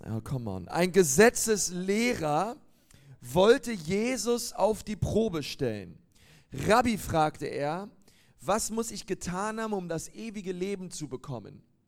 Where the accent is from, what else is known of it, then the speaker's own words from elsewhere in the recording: Berlin, Germany; moved away as an adult; now in Nuremberg, Germany; Ich komme ähm, eigentlich aus Berlin, aber bin jetzt in Nürnberg